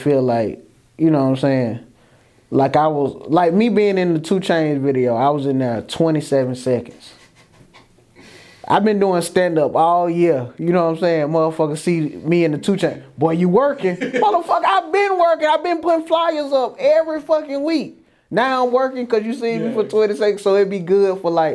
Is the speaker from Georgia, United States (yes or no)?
yes; Atlanta, Georgia, United States; I'm from Atlanta